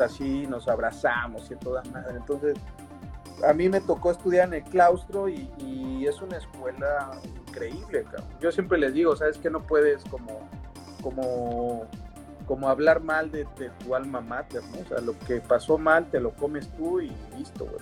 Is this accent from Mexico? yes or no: yes; Mexico City, Mexico; Super chilango, allá del sur, yo, yo vivía allá por el Estadio Azteca